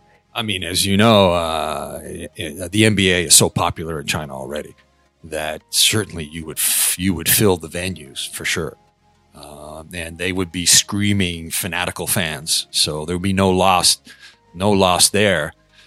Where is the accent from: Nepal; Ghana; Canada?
Canada; now in Hong Kong; I'm Canadian, so for me, the ice hockey is a bigger thing.